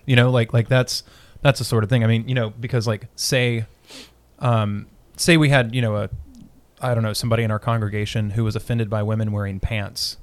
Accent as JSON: {"language": "English", "town": "Winchester", "region": "Kentucky", "country": "United States", "tie": "born or raised there", "said": "I was born in Winchester"}